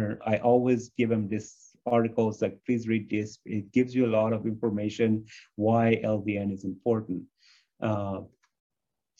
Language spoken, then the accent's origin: English; United States; a lot of us as American are inflamed all the time because we eat inflammatory foods.